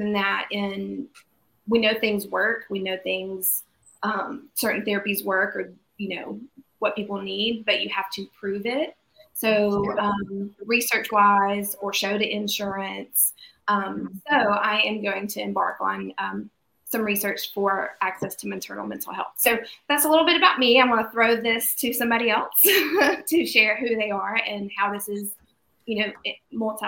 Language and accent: English; Alabama, United States; I'm from Alabama, so I've only practiced in Alabama